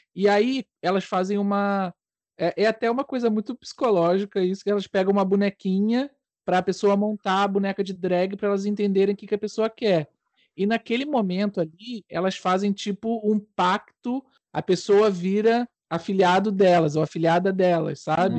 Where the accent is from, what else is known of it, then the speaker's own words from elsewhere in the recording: Brazil; now in Portugal; Enquanto brasileiro